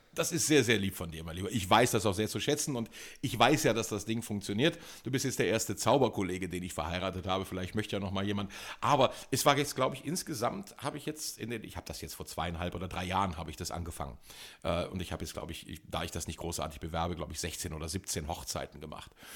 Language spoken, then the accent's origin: German; Germany; Ich komme aus Deutschland